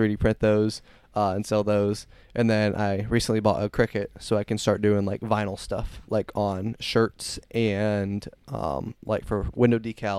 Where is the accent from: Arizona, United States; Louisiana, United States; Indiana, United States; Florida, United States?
Indiana, United States; Fort Wayne; So I was born in Fort Wayne. Lived there until like last year.